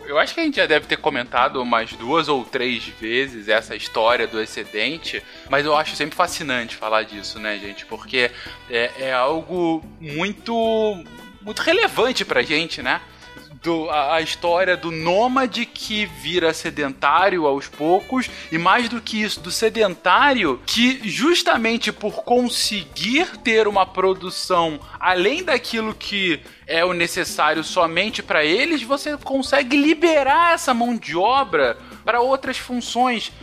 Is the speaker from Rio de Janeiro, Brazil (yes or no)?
yes; Rio de Janeiro, Brazil; no estado do Rio de Janeiro, onde eu cresci minha vida toda, ela é mais de 90% urbanizada